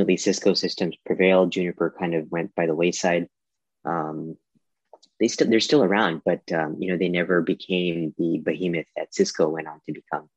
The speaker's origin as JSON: {"language": "English", "country": "India", "moved": "yes", "said": "I'm originally from India"}